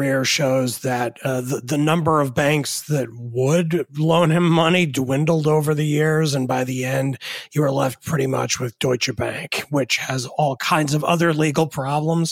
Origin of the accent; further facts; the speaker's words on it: New York area, United States; I grew up in the New York area